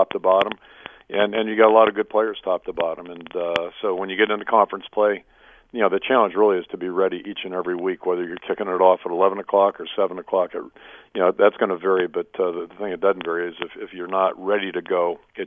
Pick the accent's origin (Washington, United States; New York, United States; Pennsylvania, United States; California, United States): Pennsylvania, United States; Pittsburgh; moved away as an adult; now in Iowa City, United States; growing up in Pittsburgh